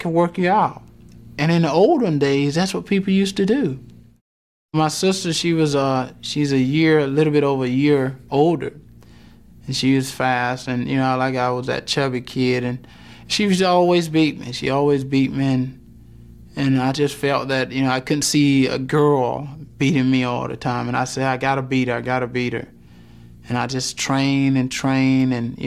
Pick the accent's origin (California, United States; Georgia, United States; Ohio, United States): Georgia, United States; Wrightsville; growing up in Wrightsville, Georgia